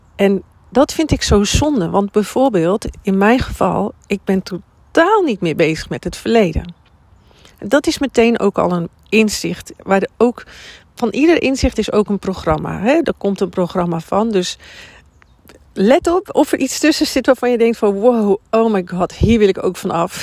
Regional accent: Drenthe, Netherlands; moved away; also born or lived in Amersfoort / Amsterdam; van origine kom ik uit Drenthe

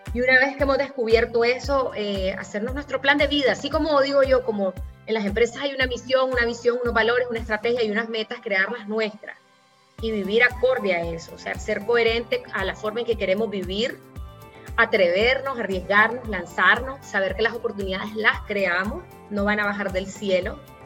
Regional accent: Nicaragua

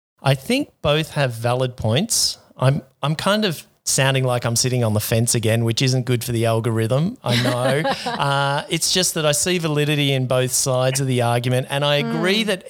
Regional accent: Australia; now in Vietnam; I'm from Australia, but live in Vietnam

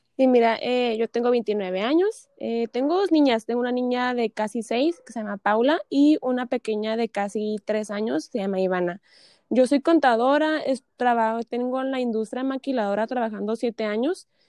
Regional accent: Tijuana, Baja California, Mexico; also born or lived in San Diego; Yo soy nacida aquí en Tijuana, crecí aquí en Tijuana y pues en Tijuana y San Diego

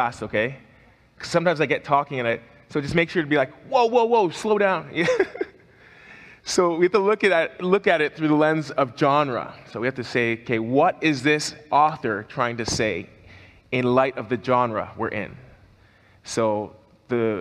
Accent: Canada; as a Canadian

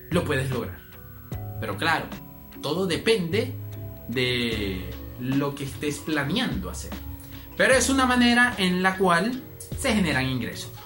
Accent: Venezuela; aquí en mi país, que sería Venezuela

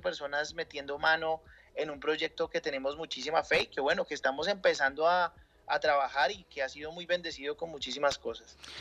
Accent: Colombia; acá en Colombia

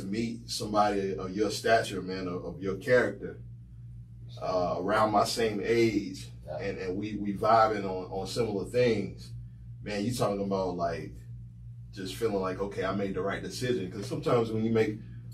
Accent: Salisbury, North Carolina, United States; moved away as an adult; also born or lived in Greensboro, North Carolina / Charlotte, North Carolina; I'm originally from Salisbury

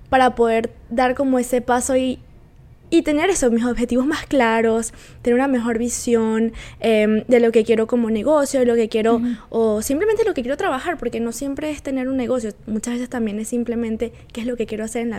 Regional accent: Valencia, Carabobo, Venezuela; moved away as an adult; now in Quebec, Canada; yo también soy valenciana

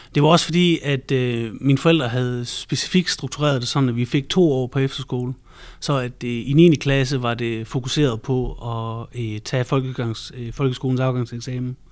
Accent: Central Jutland and Thy, Central Denmark Region, Denmark; also born or lived in Thy; jeg er vokset op i Midtjylland og Thy øh, primært, så det har jeg brugt en hel masse tid på landet.

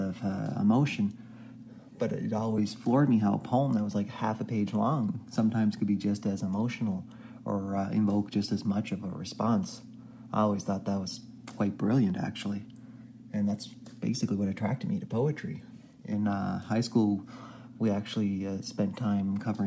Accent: Canada; I'm Canadian

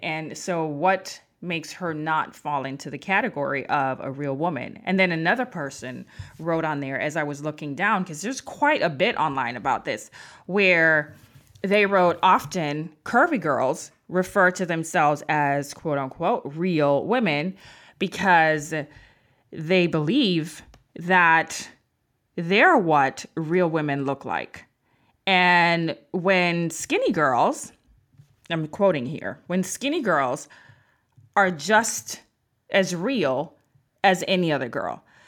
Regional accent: Jamaica; moved away; I'm from Jamaica

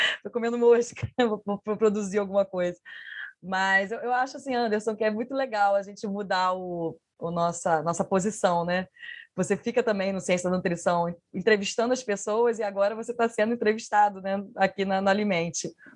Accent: Niterói, Rio de Janeiro, Brazil; moved away; also born or lived in Minas Gerais; eu vim de Minas, né? Eu sou de Niterói, mas fiquei um bom tempo em Minas

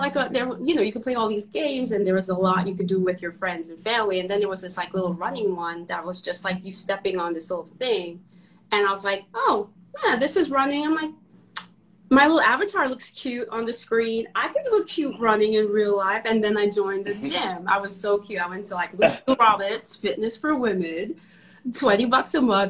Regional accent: Trinidad & Tobago; now in Brooklyn, United States; I'm actually from Trinidad, a small hot island.

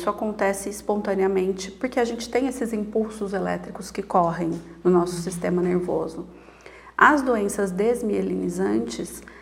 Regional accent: Piracicaba, São Paulo, Brazil; moved away as an adult; now in Sorocaba, Brazil; Eu sou natural de Piracicaba, mas a cidade de Sorocaba me acolheu já há mais de 18 anos, então já me considero uma sorocabana né, de, de alma.

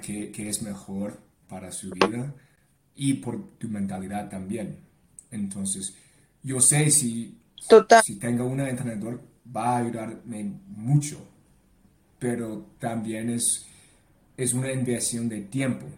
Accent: Ontario, Canada; Spanish is a second language; moved away as an adult; now in Bogotá, Colombia; yo nací en Canadá, eh, mis padres de, de Hong Kong, mi papá y mi mamá de Vietnam, pero toda mi vida yo pasé en Canadá

